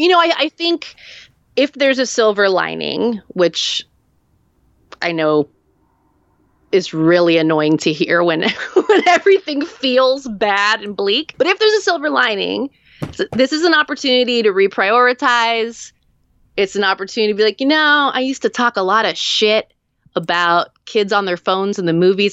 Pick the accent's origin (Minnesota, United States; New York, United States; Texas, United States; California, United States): California, United States; hometown near Santa Cruz; The, the drive-in theater in, in my hometown that was closed in the early eighties.